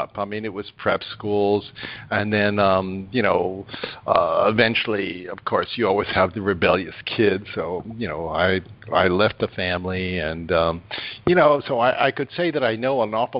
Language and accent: English; New York, United States; also born or lived in Rhinebeck, New York; I was born in New York, and my parents were very well off